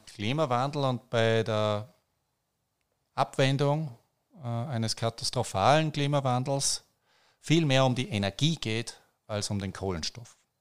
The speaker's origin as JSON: {"language": "German", "country": "Austria", "said": "bei uns in Österreich"}